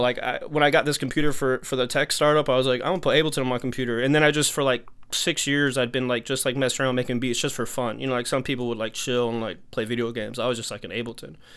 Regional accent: Texas, United States; now in New York, United States; I'm from Texas originally. I've been in New York for a minute, but I'm from Texas originally

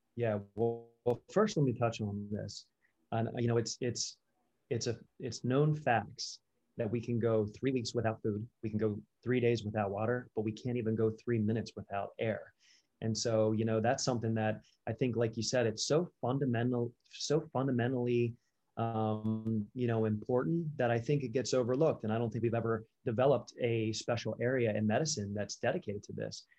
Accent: Delaware, United States; I was born and raised in Delaware

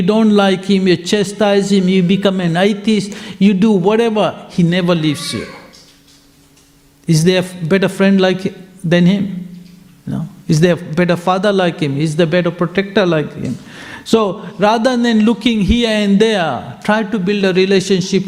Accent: Fiji; I'm from Fiji

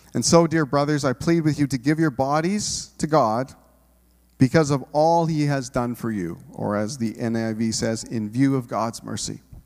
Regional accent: Canada; we're Canadian individuals

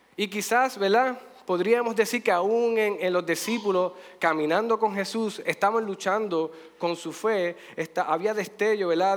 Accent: Puerto Rico; de nosotros como puertorriqueños

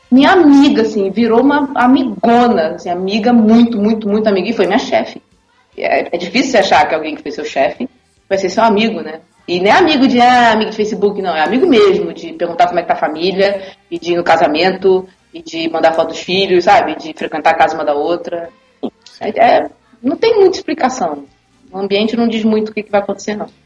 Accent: Niterói, Rio de Janeiro, Brazil; Porque eu tenho um amigo que é quem dá aula em Niterói, eu sou de Niterói.

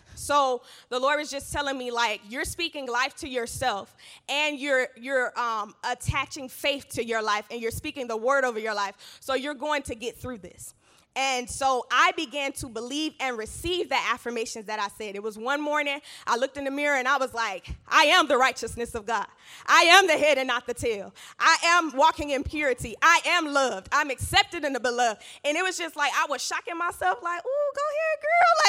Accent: Georgia, United States; I grew up in Georgia with both of my parents in household

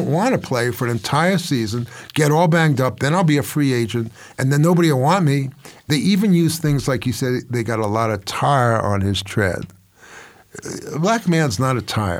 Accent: New York City, New York, United States; moved away; I'm from New York

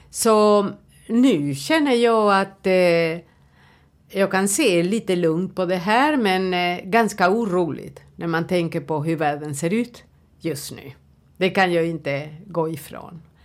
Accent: Uruguay; Swedish is a second language; moved away as an adult; now in Sweden; jag kommer från Uruguay.

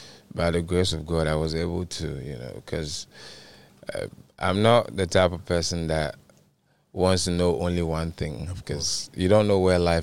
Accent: Accra, Greater Accra, Ghana; also born or lived in Eastern Region, Ghana; No, I was actually born in Accra.

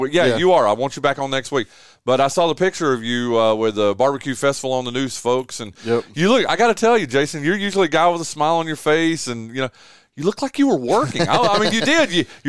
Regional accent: Northwestern North Carolina, United States; moved away as an adult; also born or lived in Gastonia, North Carolina / Shelby, North Carolina / Charlotte, North Carolina; now in Kinston, United States; I've only been here 21 years now, or I'm coming up on my 21st year. I lived in Gastonia. I lived in Shelby. I grew up in Northwestern North Carolina. I mean, I was in the Charlotte market forever. I've worked in the Raleigh market.

